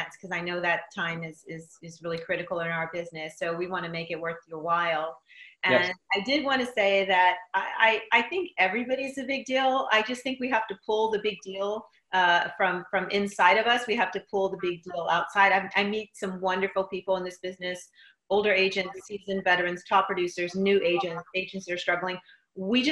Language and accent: English; Inglewood, California, United States; I was born and raised in Inglewood, California.